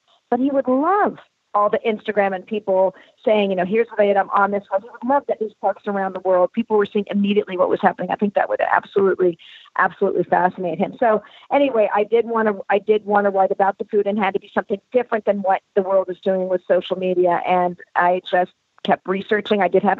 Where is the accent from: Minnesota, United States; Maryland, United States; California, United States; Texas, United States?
California, United States; Southern; I grew up in Southern California